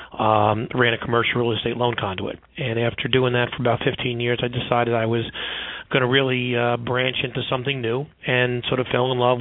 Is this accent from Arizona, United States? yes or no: no; New York City, New York, United States; I grew up in Brooklyn, New York